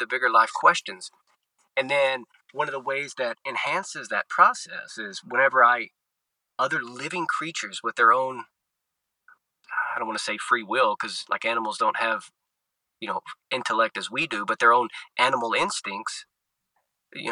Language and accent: English; Arkansas Delta, United States; also born or lived in Southern Louisiana / Rome, Italy / Little Rock, Arkansas; I was born and raised in the Arkansas Delta, right in the heartland of the United States, in the Mississippi River Delta there